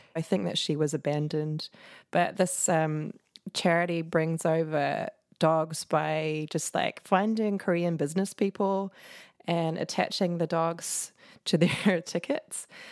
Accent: New Zealand; moved away; also born or lived in New York; I'm from New Zealand and you're never that far from the water

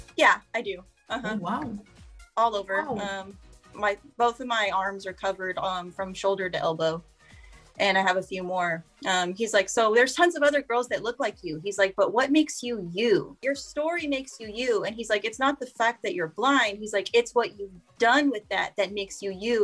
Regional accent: Corpus Christi, Texas, United States; I'm from Corpus Christi, Texas, um, born and raised in this area my whole life

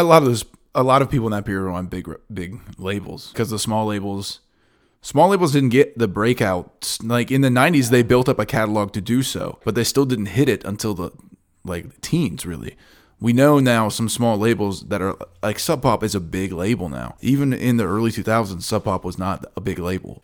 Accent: United States; In my hometown, you listen to Louisville stations

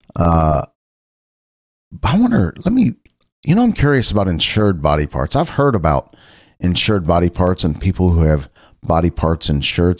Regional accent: Cincinnati, Ohio, United States; I'm not from the South. I'm from Cincinnati, Ohio

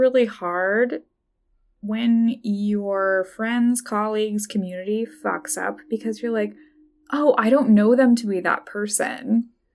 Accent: Idaho, United States; I grew up in Idaho

